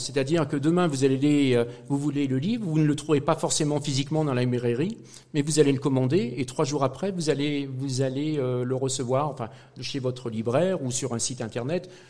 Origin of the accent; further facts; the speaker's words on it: Saint-Étienne, Auvergne-Rhône-Alpes, France; moved away as an adult; also born or lived in Brest / Brittany; en tant que pur Stéphanois